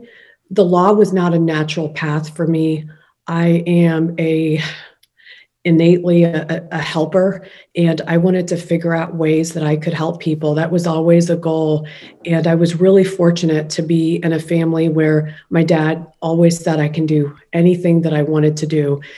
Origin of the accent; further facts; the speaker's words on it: Ohio, United States; also born or lived in Kolkata, India; born in India, made in Ohio. I was born in Calcutta.